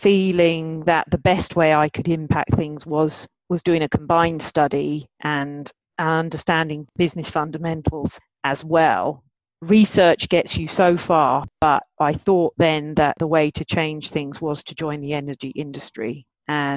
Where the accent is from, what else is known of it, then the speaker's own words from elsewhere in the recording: Maidstone, South East England, United Kingdom; I grew up in Maidstone, Kent in the UK.